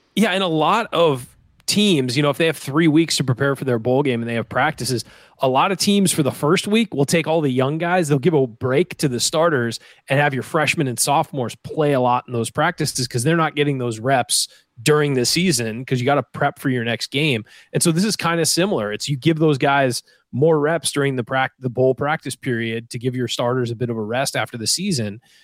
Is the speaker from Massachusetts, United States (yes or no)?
no; San Diego, California, United States; moved away as an adult; also born or lived in Indiana; I'm from Southern California where it's very dry. There's not a whole lot of humidity. It's, there's an ocean breeze everywhere in San Diego